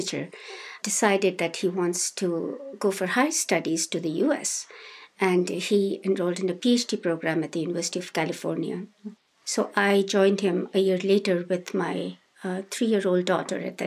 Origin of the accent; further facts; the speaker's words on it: Himachal Pradesh, India; English is a second language; moved away as an adult; also born or lived in Bihar, India / Dharamsala, India; now in United States; we all moved to this state called Himachal Pradesh, which was in the western Himalayas. It's in the mountains. That's where I grew up.